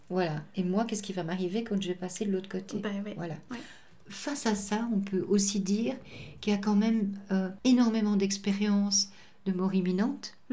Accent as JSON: {"language": "French", "region": "England", "country": "United Kingdom", "said": "Alors la vision en Angleterre elle est complètement différente de la vision francophone. Chez nous en Angleterre on appelait ça des cercles, des cercles d'aide, rescue circle, et c'était extrêmement pratiqué."}